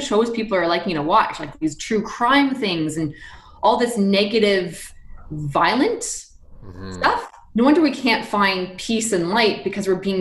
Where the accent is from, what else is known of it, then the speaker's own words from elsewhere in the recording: Canada; we're Canadian